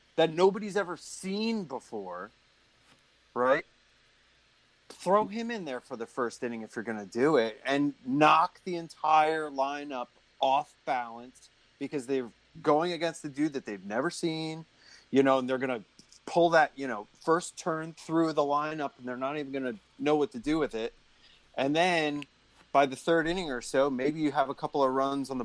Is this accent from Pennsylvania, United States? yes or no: yes; Reading, Pennsylvania, United States; I'm born and raised in Reading.